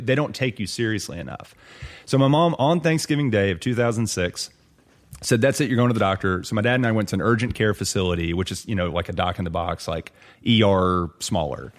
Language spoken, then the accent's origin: English; Lubbock, Texas, United States; moved away; also born or lived in Austin, Texas; my hometown of Lubbock